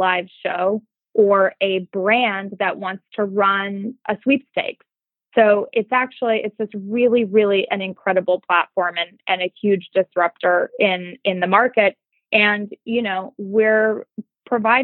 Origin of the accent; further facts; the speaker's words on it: Montana, United States; moved away; I grew up in Montana where work ethic was everything